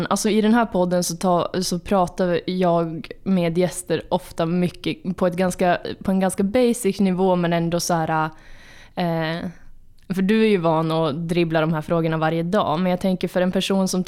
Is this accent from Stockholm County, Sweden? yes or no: no; Östersund, Jämtland, Sweden; also born or lived in Norrbotten; now in Piteå, Sweden; Mitt hemlän.